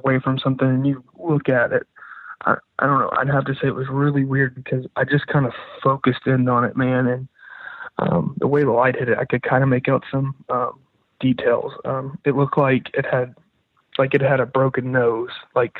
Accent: Arkansas, United States; I'm from Arkansas.

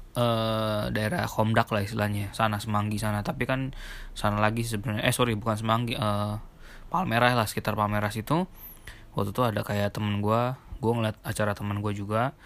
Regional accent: Jakarta, Indonesia; moved away; also born or lived in Surabaya; gua tinggal di Surabaya selama enam tahun. dari gua, gua lahir di Jakarta, cuma setelah itu gua di Surabaya

